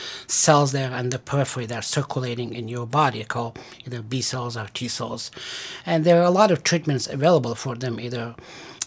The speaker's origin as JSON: {"language": "English", "country": "Afghanistan", "tie": "born or raised there", "also_born_or_lived": "Stanford, California, United States / Massachusetts, United States / Pennsylvania, United States", "moved": "as an adult", "lives_now": "Syracuse, United States", "said": "I was born in Afghanistan, and I went to medical school there"}